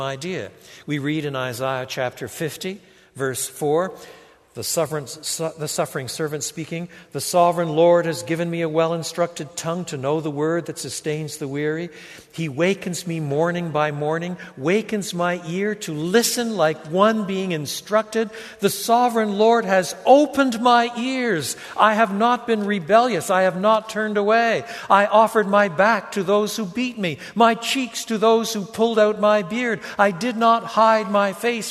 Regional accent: Canada; first language English and French; I was brought up in English and French. In French Canada, I was brought up with both languages.

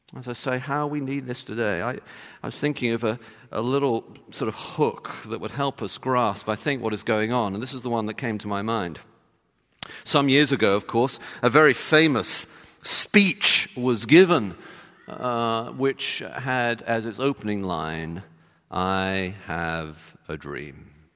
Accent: London, United Kingdom; moved away; I'm from London

